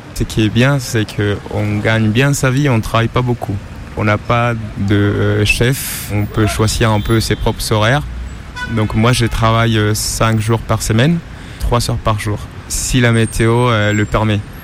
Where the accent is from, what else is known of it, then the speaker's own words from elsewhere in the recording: Colombia; French is a second language; now in France; Je viens de Colombie